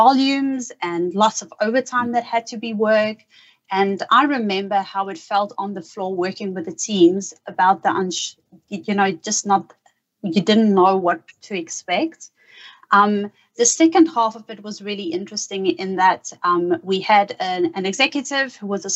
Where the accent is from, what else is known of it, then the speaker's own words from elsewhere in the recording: South Africa; moved away as an adult; now in Australia; I'm originally from South Africa